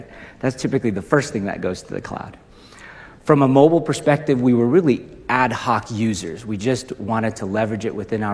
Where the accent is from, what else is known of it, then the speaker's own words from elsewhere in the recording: Indonesia; moved away; also born or lived in Utah, United States; I was raised in Indonesia, went to Utah State, graduated